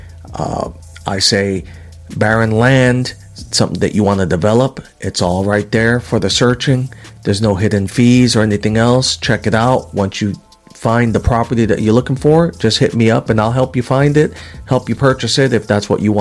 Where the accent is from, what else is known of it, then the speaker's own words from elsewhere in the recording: New York City, New York, United States; moved away as an adult; now in Alaska, United States; New Yorkerican, growing up in Woodhaven, Queens in the 1970s, and graduating from high school in 88, leaving for the military